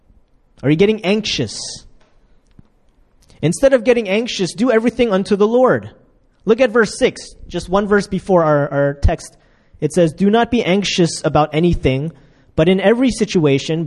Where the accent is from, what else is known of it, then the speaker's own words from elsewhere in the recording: United States; moved away as an adult; also born or lived in Ukraine; now in Korea; I'm from America